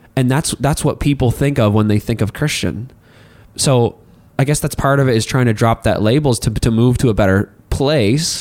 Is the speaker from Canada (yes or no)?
yes; Hartland, New Brunswick, Canada; now in Miramichi, Canada; Since I am originally from Heartland, New Brunswick, uh, when I moved here to Mamercy